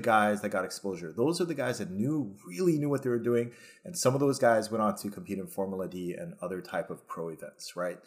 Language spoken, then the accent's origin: English; Hawaii, United States; me growing up here, I did not go to the mainland until I was twenty-four, till I joined the Army.